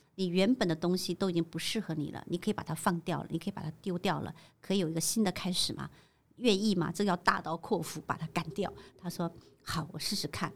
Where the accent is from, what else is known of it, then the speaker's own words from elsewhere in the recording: China; moved away as an adult; now in Taiwan; 其实我是从大陆嫁过来的 我是在刚开放的时候，台湾刚开放的时候我就嫁过来，我那时候才二十出